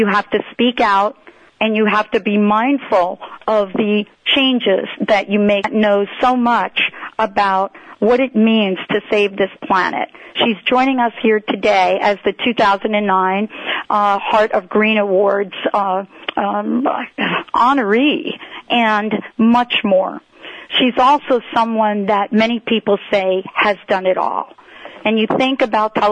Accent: New Jersey, United States; moved away; also born or lived in New York; I'm from New Jersey and born in New York

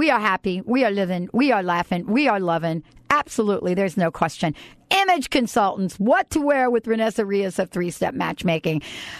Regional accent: New York, United States; I'm from New York, right?

